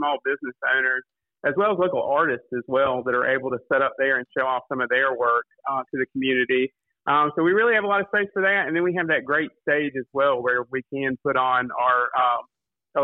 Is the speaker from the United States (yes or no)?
yes; Kinston, North Carolina, United States; I'm from Kinston. I grew up here